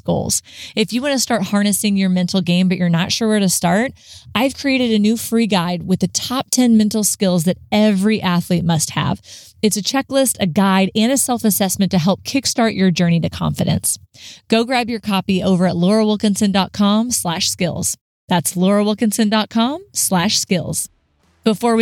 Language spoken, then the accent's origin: English; Southern Texas, United States; I'm from like Southern Texas. So it's so hot here.